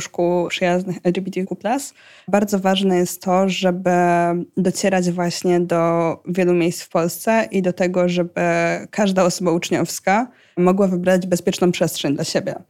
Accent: Pomeranian Voivodeship, Poland; u nas w Pomorskim

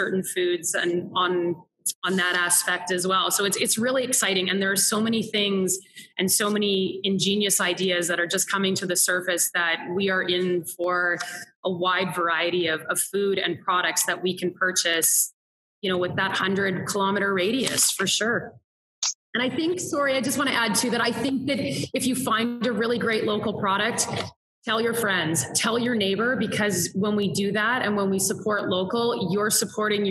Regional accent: Saskatchewan, Canada; I grew up in Saskatchewan, and we are touted as the breadbasket of the world

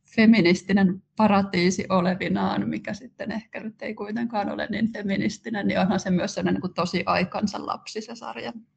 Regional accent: Kerava, Uusimaa, Finland; Mä oon syntynyt 79 ja asunut Keravalla nuoruutteni

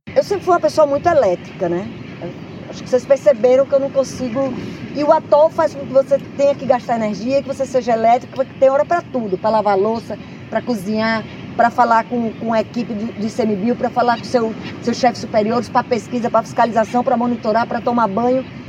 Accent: Pipa, Rio Grande do Norte, Brazil; eu fui criada em Pipa, né? Com a comunidade pesqueira. Tibau do Sul, Pipa, Cibaúma.

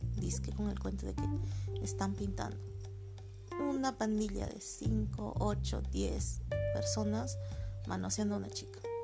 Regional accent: Peru; soy de Perú.

